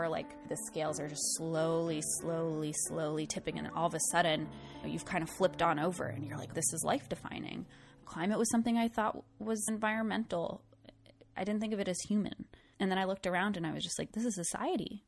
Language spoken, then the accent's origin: English; southern Rhode Island, United States; moved away; I'm from this really small town in southern Rhode Island. It's about 5,000 people. I spent a lot of time growing up outside in the natural world. And every time I went home to my hometown